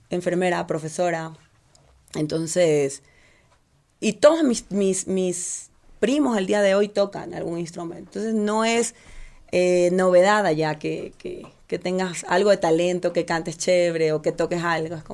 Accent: Portoviejo, Manabí, Ecuador; moved away as an adult; now in Quito, Ecuador; Yo eh, soy de Puerto Viejo.

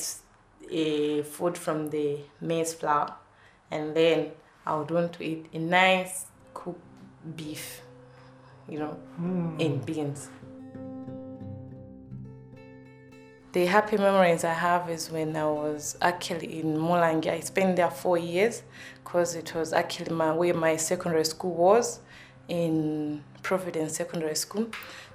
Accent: Blantyre, Southern Region, Malawi; moved away as an adult; now in Ireland; I'm from Malawi, the southern part of Africa.

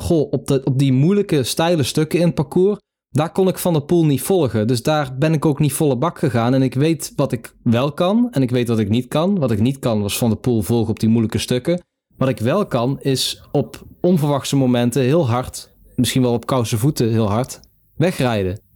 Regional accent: Netherlands; Als Nederlander

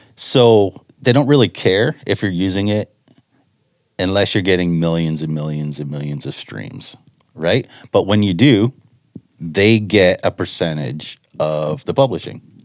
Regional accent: Chatham, Ontario, Canada; I grew up in Chatham, Ontario

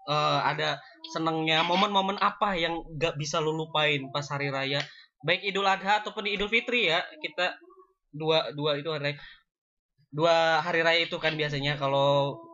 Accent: Banten, Indonesia; karena emang kita juga berasal dari Banten gitu kan

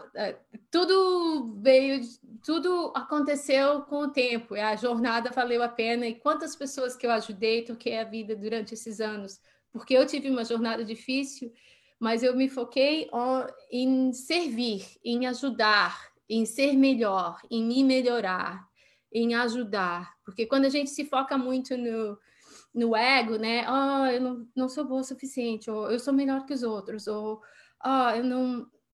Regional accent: Balneário Camboriú, Santa Catarina, Brazil; moved away; Eu sou de Balneário Camboriú

